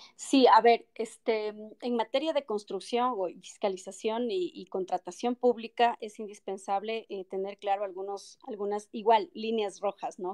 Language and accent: Spanish; Quito, Pichincha, Ecuador; also born or lived in Loja (family) / born elsewhere (La Guagrio, unclear); yo no soy quiteña de nacimiento, vine a vivir acá a los seis años de edad, mi familia es de Loja, yo nací en La Guagrio, me crié en el centro histórico prácticamente